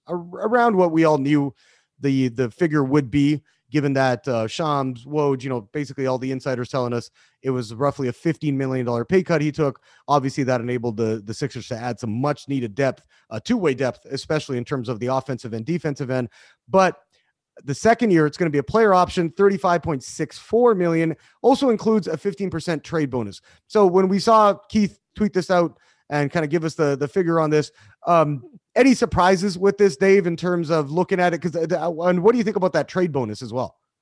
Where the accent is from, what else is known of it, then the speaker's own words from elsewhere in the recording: Canada; now in United States; I'm, I'm Canadian. I've, I've been living in the, in the country for, for quite a while now